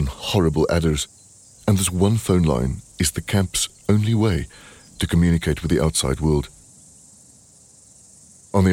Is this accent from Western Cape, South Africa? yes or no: yes; Stellenbosch, Western Cape, South Africa; moved away; I'm in my hometown, Stellenbosch